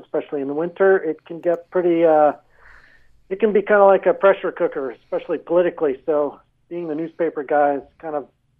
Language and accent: English; Durango, Colorado, United States; now in Bulgaria; I was born and raised there in Durango, and actually my ancestors go back quite a ways, six generations. So, it's pretty much home for me.